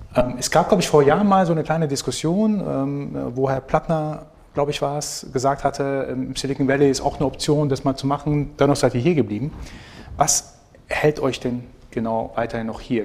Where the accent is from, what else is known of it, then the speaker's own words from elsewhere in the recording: Iran; now in Germany; Ich bin aus dem Iran